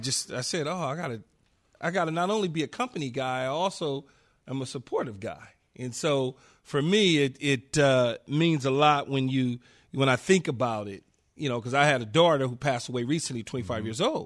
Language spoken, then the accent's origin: English; Los Angeles, California, United States; And so, you know, as growing up in South Central LA, being around or seeing gay people was different.